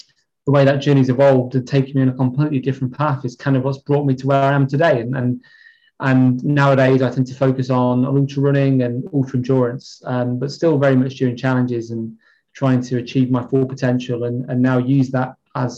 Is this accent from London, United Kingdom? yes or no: no; Chester, North West England, United Kingdom; moved away as an adult; now in Kendal, United Kingdom; I'm from Chester, originally.